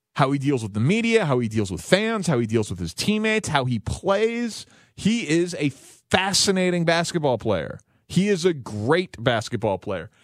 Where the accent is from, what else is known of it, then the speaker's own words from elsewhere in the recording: Chicago, Illinois, United States; I'm a Bulls fan as a child growing up in Chicago in the nineties